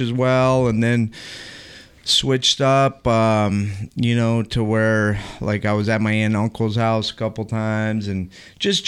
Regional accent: Las Vegas, Nevada, United States; moved away as an adult; I grew up in Vegas

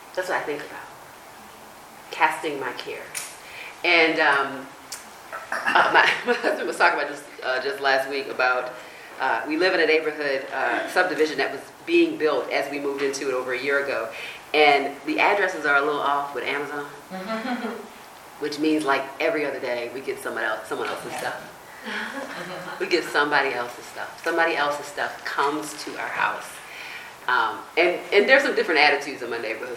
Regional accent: United States; I grew up in on the East Coast, where near the Chesapeake Bay

